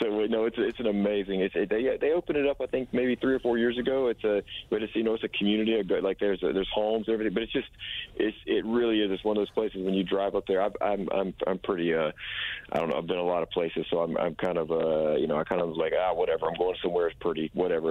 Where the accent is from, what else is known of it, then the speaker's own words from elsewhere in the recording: South Carolina, United States; now in Nashville, United States; we're from South Carolina